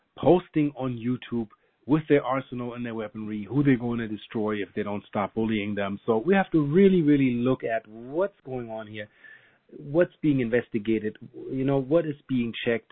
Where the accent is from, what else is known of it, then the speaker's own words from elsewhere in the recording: Germany; now in United States; I'm half German. I grew up in Germany